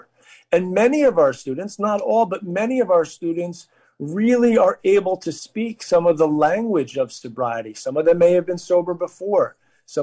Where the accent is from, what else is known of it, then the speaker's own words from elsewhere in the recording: New York, United States; I come from New York, and I come from a family